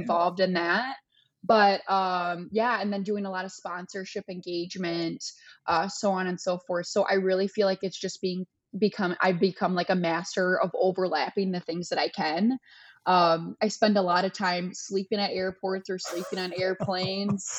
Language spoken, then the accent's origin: English; Michigan, United States; I'm in Florida right now. I'm from Michigan